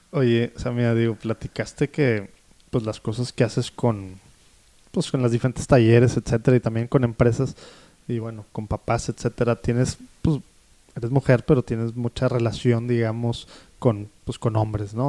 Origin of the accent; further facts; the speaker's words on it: Mexico; como mexicanos podemos decir que en todas las casas hay una Biblia